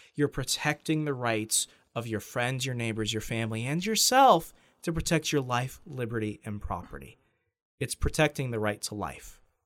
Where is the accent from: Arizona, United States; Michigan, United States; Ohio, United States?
Arizona, United States; Sierra Vista; moved away; I'm, I'm originally from Sierra Vista, Arizona